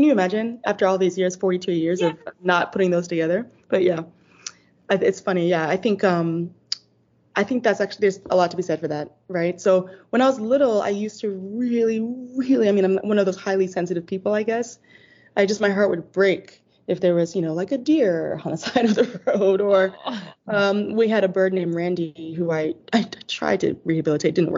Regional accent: Boston, Massachusetts, United States; also born or lived in London; So I was born in London to my amazing mother, who I'm realizing is one of the smartest people literally on the planet. She's from Nigeria, and then dad is from Ghana. And then from London, we moved to Boston

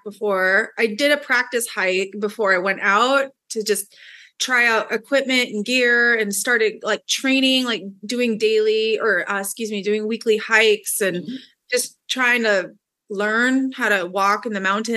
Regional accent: Seattle, Washington, United States; I'm from the greater Seattle area. I live in Renton, Washington right now

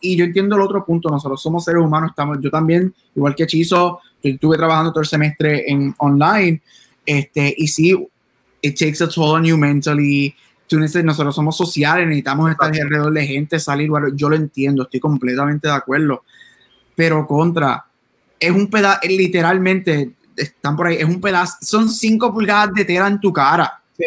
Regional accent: Puerto Rico; en Puerto Rico nosotros somos boricuas

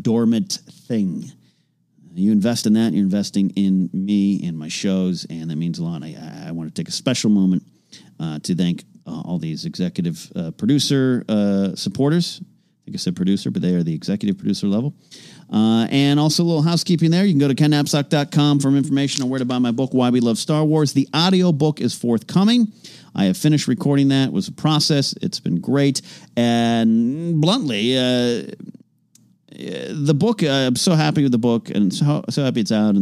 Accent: Arroyo Grande, California, United States; my hometown, Arroyo Grande, California

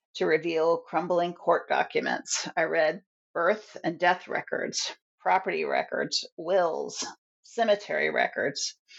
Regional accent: Virginia, United States; moved away as an adult; also born or lived in Boston; I had moved from Boston back to my home state of Virginia in 2010

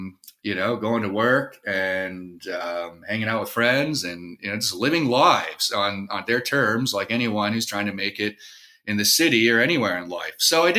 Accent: Moline, Illinois, United States; I grew up in the Quad Cities, the Illinois side of the Quad Cities, just along the Mississippi River, straight west of Chicago in Moline, Illinois.

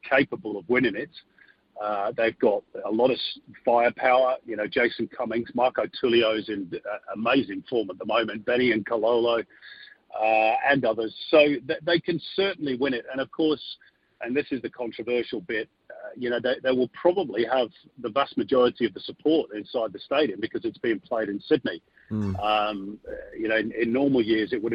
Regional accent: Manchester, North West England, United Kingdom; I'm from Manchester, so I was born there.

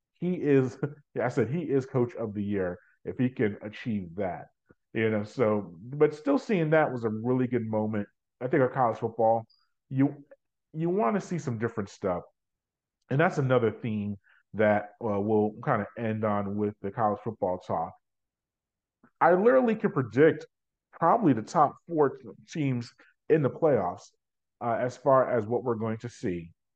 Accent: New York, United States; now in Georgia, United States; I go back to my New Yorker days as a New Yorker, uh, and if I was still living in New York

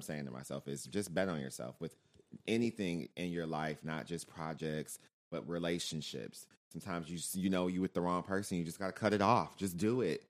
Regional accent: Michigan, United States; moved away; growing up in Michigan

